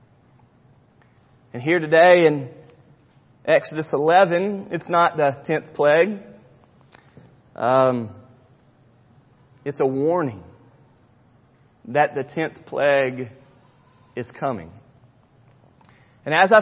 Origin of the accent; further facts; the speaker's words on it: Charlotte, North Carolina, United States; When I was in high school growing up in Charlotte, North Carolina